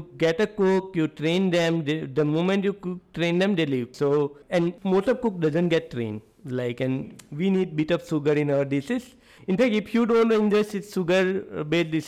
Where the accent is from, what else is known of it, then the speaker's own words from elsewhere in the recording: South Gujarat, India; moved away as an adult; also born or lived in Bangalore; I come from South Gujarat where everyone takes pharmacy or chemical engineering